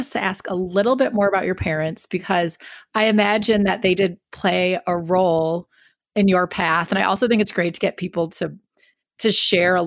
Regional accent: Midwest, United States; moved away as an adult; I grew up in the Midwest.

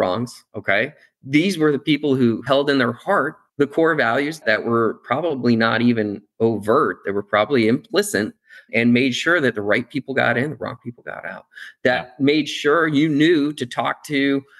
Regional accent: Akron, Ohio, United States; I grew up in Akron, rubber capital

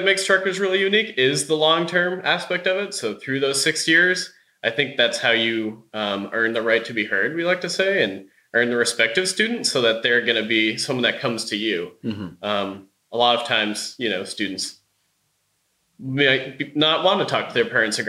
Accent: Thomaston, Maine, United States; I grew up in Thomaston, so right nearby

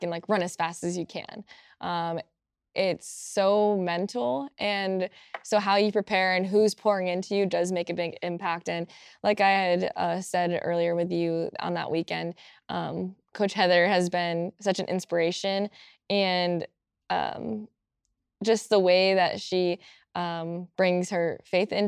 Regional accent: Apex, North Carolina, United States; moved away; I'm from Apex, North Carolina

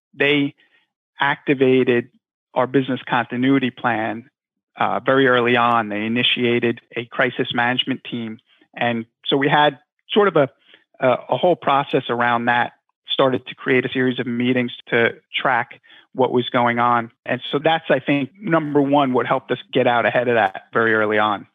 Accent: Long Island, New York, United States; I grew up in Long Island

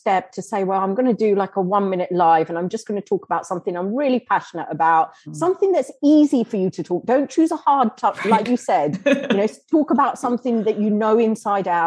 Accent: Kenya; we're from Kenya.

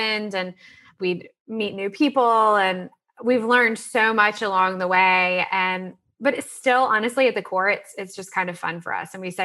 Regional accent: Salisbury, North Carolina, United States; I grew up in Salisbury, North Carolina. I'm sort of a North Carolina girl, born and bred

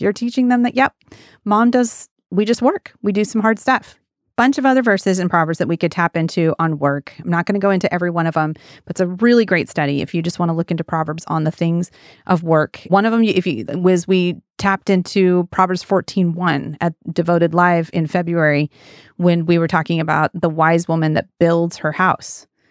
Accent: Wyoming, United States; now in Pacific Northwest, United States; When I was a kid, I grew up in Wyoming on a big old ranch

